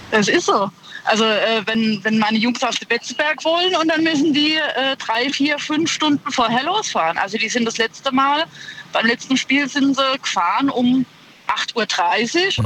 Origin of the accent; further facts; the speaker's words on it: Ludwigshafen, Rhineland-Palatinate, Germany; now in Eisenberg, Germany; ich komme ursprünglich aus Ludwigshafen.